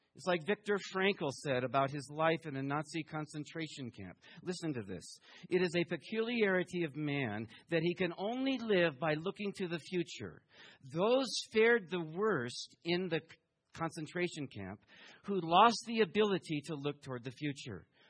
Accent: Taiwan; moved away; also born or lived in Houston, Texas; I was born in Taiwan

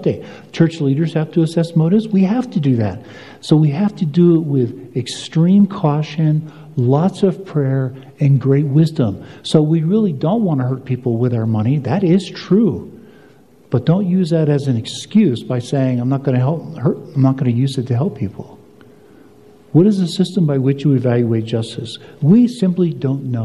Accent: United States; I'm an American.

